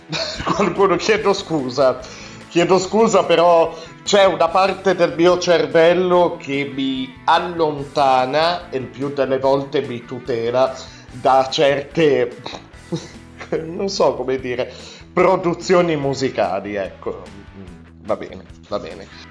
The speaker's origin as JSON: {"language": "Italian", "town": "Alessandria", "region": "Piedmont", "country": "Italy", "said": "io abito al nord, io vengo dal nord, vengo da Alessandria"}